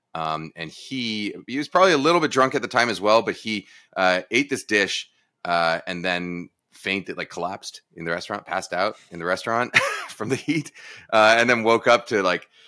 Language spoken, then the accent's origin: English; East Coast, United States; moved away as an adult; also born or lived in San Mateo; I'm originally from the East Coast.